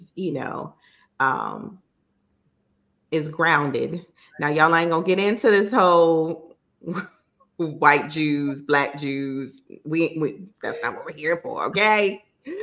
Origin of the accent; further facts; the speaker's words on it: New York City, New York, United States; growing up in Brooklyn, the Jewish community is strong